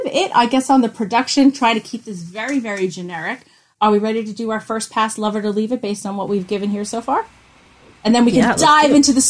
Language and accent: English; New York, United States; I'm from New York